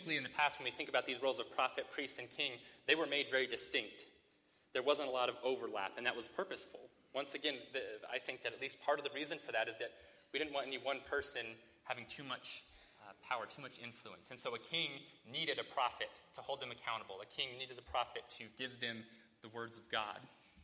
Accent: United States; as American Christians

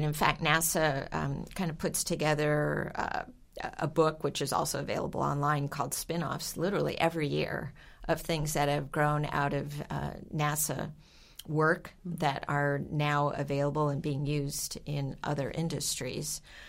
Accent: Texas, United States; we grew up around Johnson Space Center

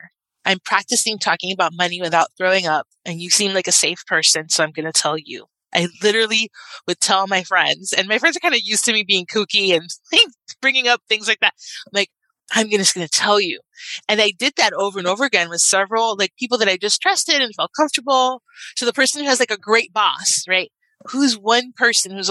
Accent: Miami, Florida, United States; I'm from Miami, and I grew up with Gloria and Emilio Estefan

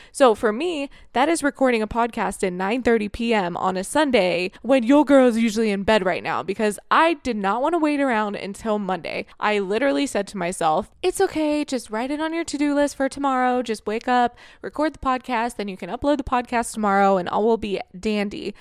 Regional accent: Florida, United States; moved away as an adult; also born or lived in Ohio; now in Canada; I grew up in Florida

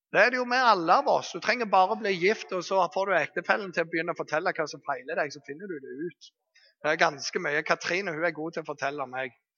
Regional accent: Bergen, Vestland, Norway; Jeg kommer fra Bergen

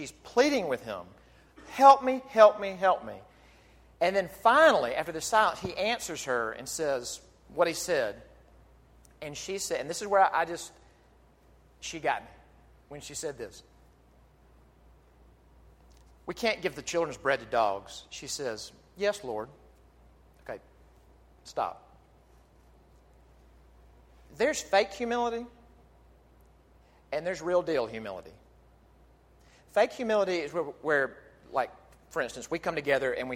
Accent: Jackson, Mississippi, United States; my hometown of Jackson, Mississippi.

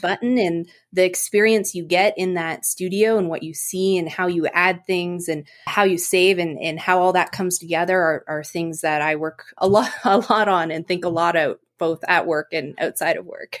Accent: Eganville, Ontario, Canada; now in Seattle, United States; I'm originally from Canada. I grew up in, I guess, nearby a small town, Eaganville, Ontario.

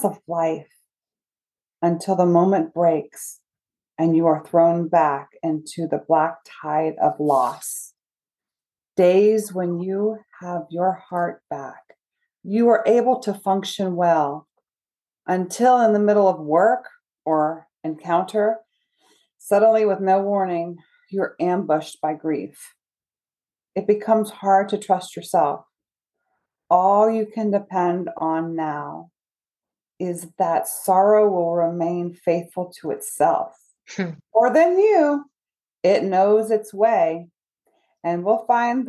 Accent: Charleston, South Carolina, United States; I grew up in Charleston.

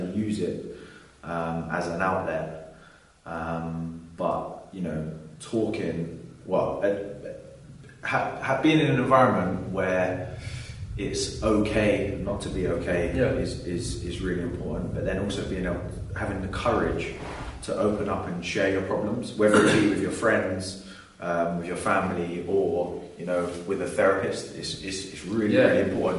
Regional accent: London, United Kingdom; being a Londoner, born and bred

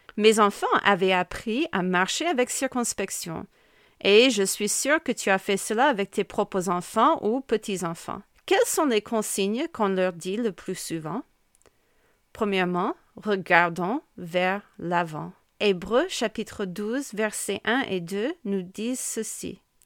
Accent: United States; accent: American; French is a second language; moved away as an adult; now in Amiens, France; je pense que tu peux constater mon accent bien américain, qui ne se perd pas même après plus de 20 ans vécu en France

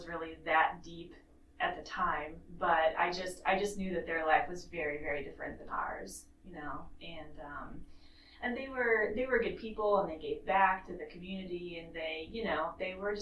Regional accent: Kansas City, Missouri, United States; now in Charleston, United States; I was born in Kansas City, Missouri

